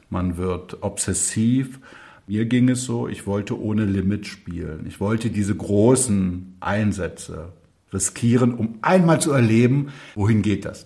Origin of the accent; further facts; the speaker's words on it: Burg, Saxony-Anhalt, Germany; bin dann zurückgekommen in meine Heimatstadt Burg bei Magdeburg, mein Abi gemacht